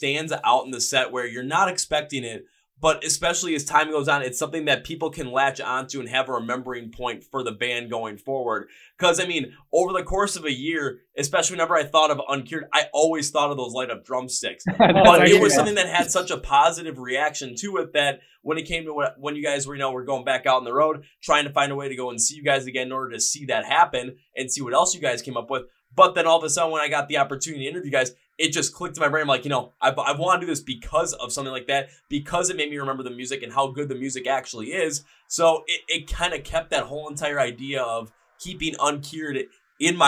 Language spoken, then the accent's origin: English; Wisconsin, United States; from my home state of Wisconsin